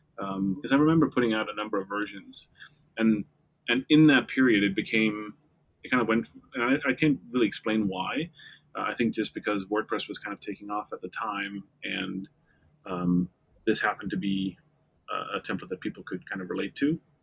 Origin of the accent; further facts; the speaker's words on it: Denmark; now in New York, United States; I'm Danish. I grew up in Denmark.